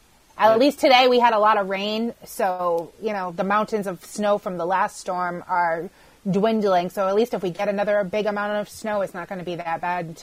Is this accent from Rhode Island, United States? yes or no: yes; Cranston, Rhode Island, United States; also born or lived in West Warwick, Rhode Island; I'm currently in West Warwick, but I grew up in Cranston.